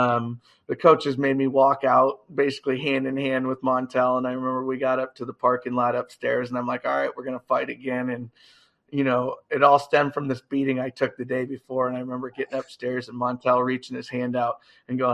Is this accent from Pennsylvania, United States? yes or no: no; Iowa, United States; I'm from Iowa.